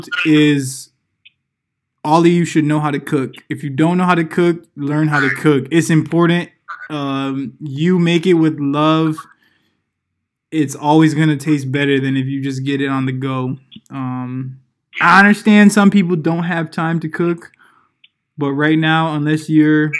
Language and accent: English; Hartford, Connecticut, United States; we come from Connecticut. Hartford, Connecticut area, to be specific